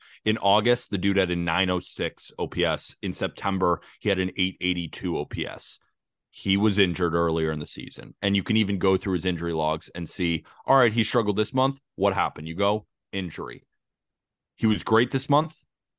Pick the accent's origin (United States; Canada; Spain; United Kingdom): United States; California; if you talk to Dodgers fans, which I have plenty growing up in California